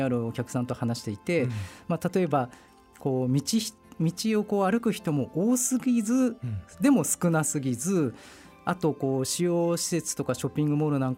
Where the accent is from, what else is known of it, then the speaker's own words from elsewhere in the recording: Nasushiobara, Tochigi, Japan; でもあの、まあ、那須塩原市出身なんですけども那須塩原市でこのスタンド式